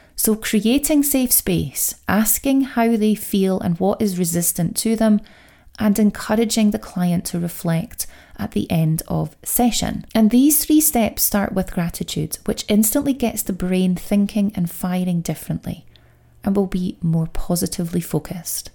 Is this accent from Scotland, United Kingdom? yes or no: yes; Scotland, United Kingdom; I know the accent does give it away. I am Scottish.